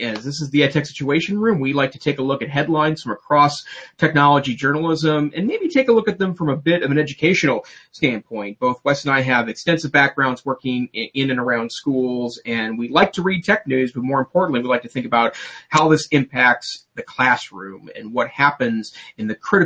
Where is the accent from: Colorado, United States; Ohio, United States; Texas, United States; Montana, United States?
Montana, United States; I'm from Montana